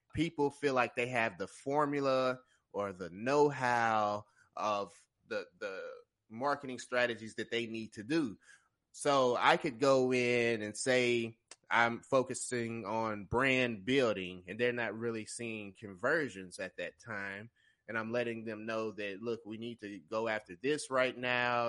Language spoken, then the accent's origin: English; Tennessee, United States; I'm from Tennessee. I'm a digital marketer here in Nashville